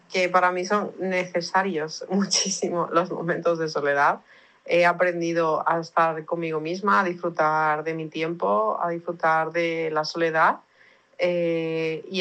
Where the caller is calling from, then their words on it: Valencia, Valencian Community, Spain; de Valencia, España.